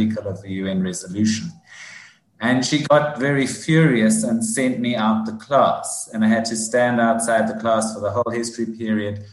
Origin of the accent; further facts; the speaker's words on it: Johannesburg, Gauteng, South Africa; accent: South African; moved away as an adult; now in United States; I was born in 1965 in Johannesburg, so kind of in the height of apartheid, really.